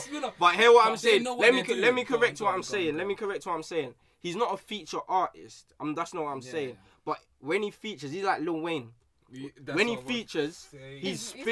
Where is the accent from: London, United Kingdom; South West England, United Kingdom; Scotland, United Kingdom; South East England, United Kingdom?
London, United Kingdom; I'm a Londoner too.